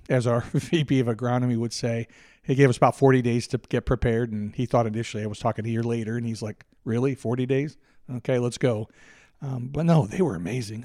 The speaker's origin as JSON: {"language": "English", "region": "Northeast", "country": "United States", "tie": "born or raised there", "moved": "yes", "lives_now": "Lake Country, Georgia, United States", "said": "I grew up in the Northeast"}